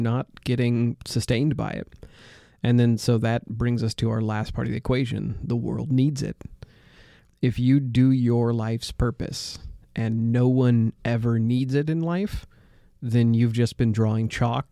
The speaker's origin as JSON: {"language": "English", "country": "United States", "said": "I'm an American"}